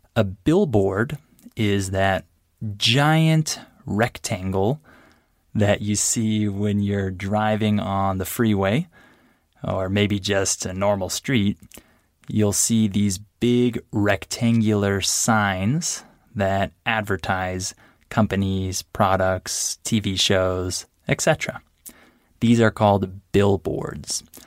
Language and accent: English; San Diego, California, United States; my hometown, which is San Diego, California